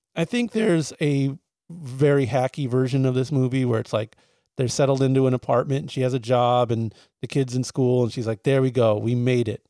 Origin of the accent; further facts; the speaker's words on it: San Diego, California, United States; growing up in San Diego